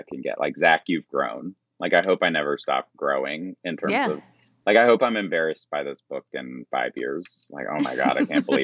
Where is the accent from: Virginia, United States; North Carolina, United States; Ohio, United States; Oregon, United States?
Virginia, United States; Roanoke; I grew up in Roanoke, Virginia